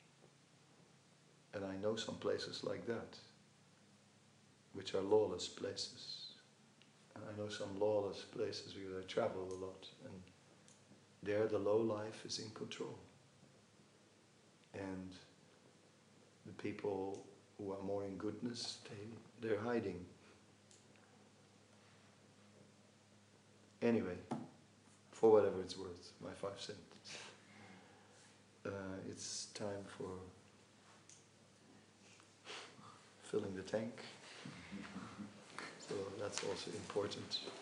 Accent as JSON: {"language": "English", "town": "Amsterdam", "region": "North Holland", "country": "Netherlands", "said": "I'm from Amsterdam."}